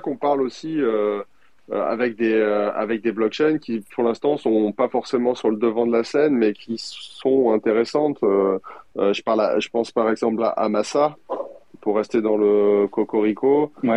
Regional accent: France; en tant que Français

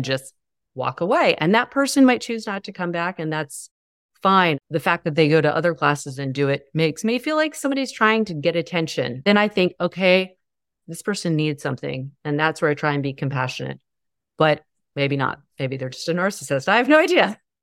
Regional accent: the South, United States; I grew up in the South

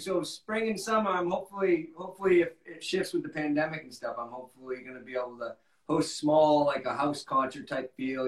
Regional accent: Westerly, Rhode Island, United States; where I was born in Westerly, Rhode Island

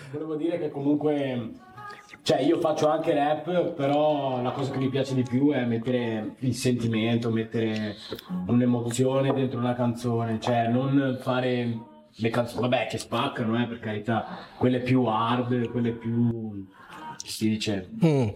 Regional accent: Padua, Veneto, Italy; io sono di Padova, sono nato qua

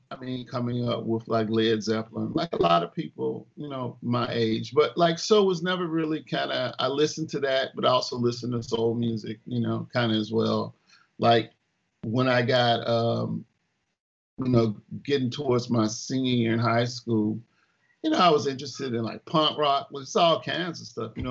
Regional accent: Memphis, Tennessee, United States; So, you know, we grew up in Chatham, Memphis in a way.

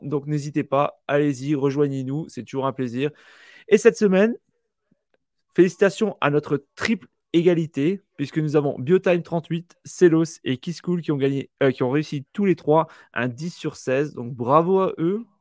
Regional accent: France; chez nous en France

